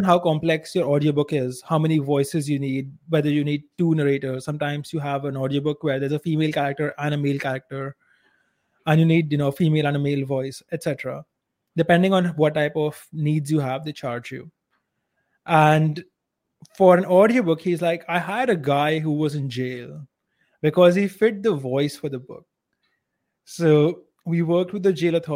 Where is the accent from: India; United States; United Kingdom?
India; accent: Indian